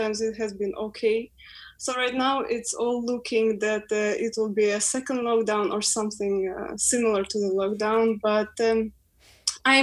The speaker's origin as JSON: {"language": "English", "country": "Ukraine", "second_language": "English", "moved": "as an adult", "lives_now": "London, United Kingdom", "said": "We're coming from overseas. I'm from Ukraine."}